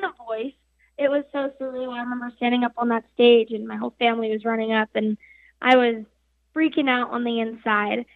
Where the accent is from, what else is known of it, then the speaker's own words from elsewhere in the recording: Farmington, New Mexico, United States; I'm 17 years old and I'm from Farmington, New Mexico.